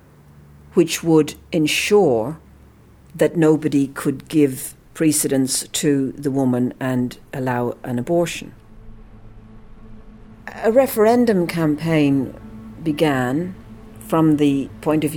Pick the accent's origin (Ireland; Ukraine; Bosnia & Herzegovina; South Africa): Ireland; Dublin, Leinster; moved away as an adult; now in Austinmer, Australia; I come from Dublin originally, and I live in Australia, in a place called Austenmere